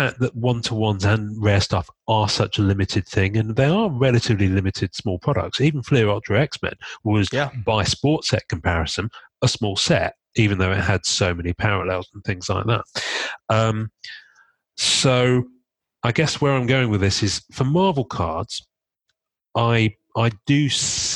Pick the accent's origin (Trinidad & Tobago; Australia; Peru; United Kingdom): United Kingdom; I'm British